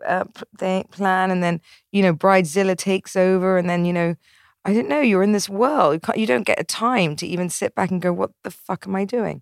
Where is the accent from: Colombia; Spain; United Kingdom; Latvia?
United Kingdom; England; I'm English